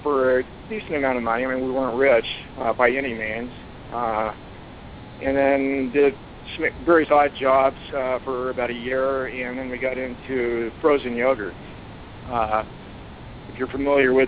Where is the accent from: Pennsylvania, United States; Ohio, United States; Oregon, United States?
Oregon, United States; Baker City; moved away as an adult; also born or lived in Arizona / Boise, Idaho; I grew up in Baker, Oregon